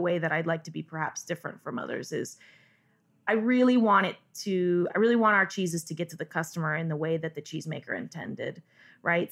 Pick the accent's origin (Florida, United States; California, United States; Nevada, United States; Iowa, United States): California, United States; Northern; I grew up in Northern California